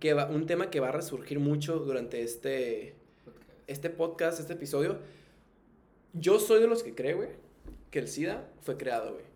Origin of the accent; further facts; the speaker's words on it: Tijuana, Baja California, Mexico; soy de aquí de Tijuana. pues aquí crecí toda mi vida, güey. Soy norteño de Tijuana